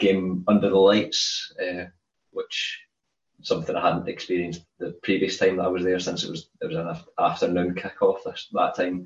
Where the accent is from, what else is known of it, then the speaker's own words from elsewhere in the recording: Scotland, United Kingdom; I'm Scottish.